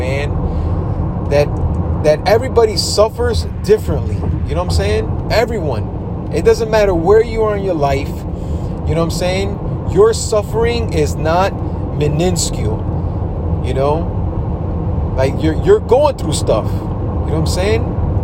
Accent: New York, United States; I grew up in New York

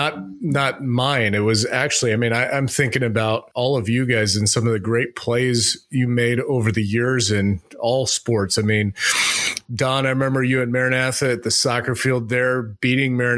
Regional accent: Arizona, United States; growing up in Arizona

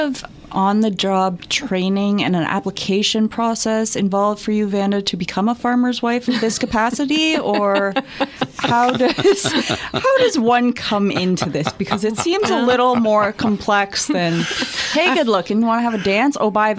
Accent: Walkerton, Ontario, Canada; I grew up mostly in Walkerton, but all of our summers were spent up in Concardon on the farm, and a lot of weekends.

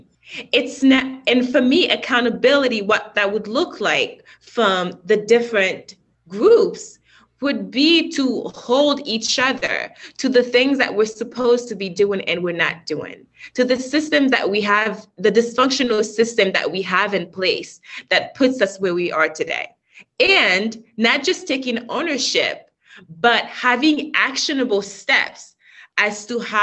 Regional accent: Haiti; moved away; when I was growing up in Haiti

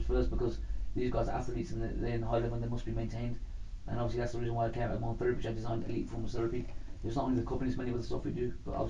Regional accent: Birmingham, West Midlands, United Kingdom; I'm still coming from Alan Rock. I still live here. I'm still coming from Alan Rock, and I'll never change that.

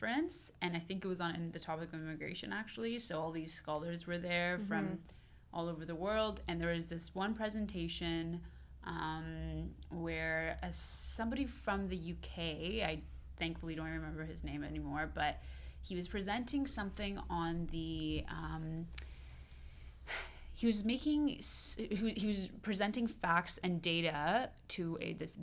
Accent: Toronto, Ontario, Canada; also born or lived in Iran; came to Canada from Iran when I was 9 with my family, and I lived in North York until I went to university for my undergrad

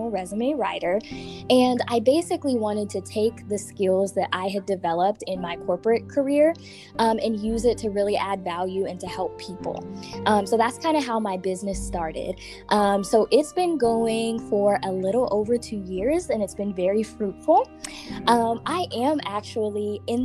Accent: Wichita, Kansas, United States; moved away as an adult; also born or lived in Seattle, Washington; now in Kansas City, United States; I was born in Seattle, Washington. When I was little, I moved to Wichita, and that's pretty much where I grew up and where I was raised

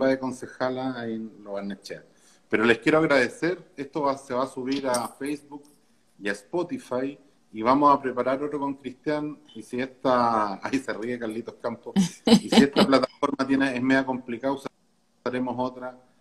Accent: Santiago, Santiago Metropolitan Region, Chile; yo, personalmente nací y crecí en Santiago

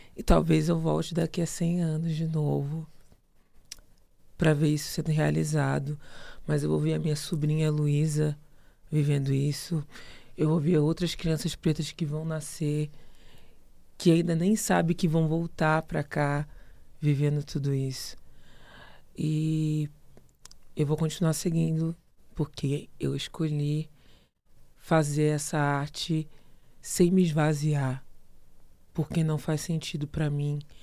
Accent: Rio de Janeiro, Brazil; moved away as an adult; also born or lived in Paranavaí, Paraná; eu saí do Rio de Janeiro e fui para Paranavaí, lá foi um, um, processo de transição muito, muito intenso, porque imagina, né, sair com 18 anos do Rio de Janeiro

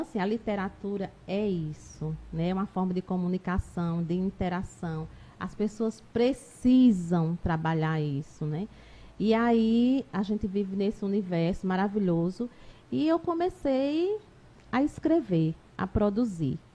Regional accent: Taquarana, Alagoas, Brazil; now in Arapiraca, Brazil; eu não sou de Arapiraca, sou de uma outra, outra cidade aqui próxima, Taquarana, nasci lá, depois eu vim morar aqui

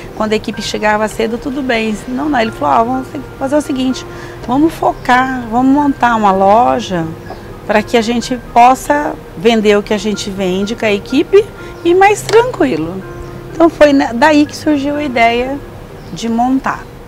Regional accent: Pacaembu, São Paulo, Brazil; also born or lived in Adamantina; now in Osvaldo Cruz, Brazil; E eu nasci em Adamantina, mas fui criada em Pacaembu

